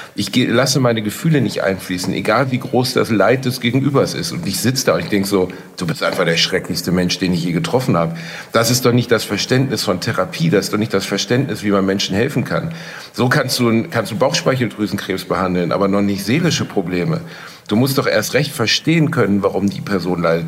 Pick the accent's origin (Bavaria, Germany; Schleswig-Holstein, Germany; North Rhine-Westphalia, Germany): North Rhine-Westphalia, Germany; Gelsenkirchen / Solingen; Ich bin in Gelsenkirchen aufgewachsen